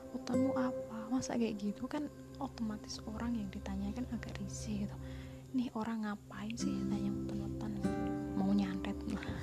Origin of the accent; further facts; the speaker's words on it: Java, Indonesia; aku juga orang Jawa